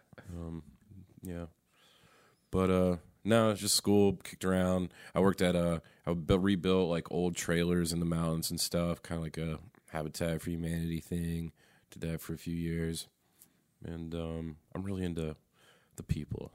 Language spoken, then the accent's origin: English; Raleigh, North Carolina, United States; I'm from Raleigh. I'm from here, North Carolina. I've never left North Carolina either